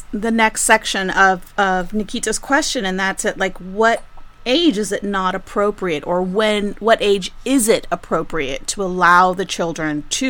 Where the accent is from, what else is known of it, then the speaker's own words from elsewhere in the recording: Mexico; now in San Diego, United States; growing up in Mexico, it was expected and the norm for other people to reprimand, correct, or direct children.